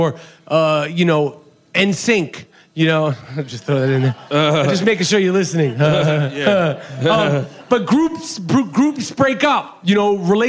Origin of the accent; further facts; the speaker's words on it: New York, United States; now in Los Angeles, United States; I'm from New York.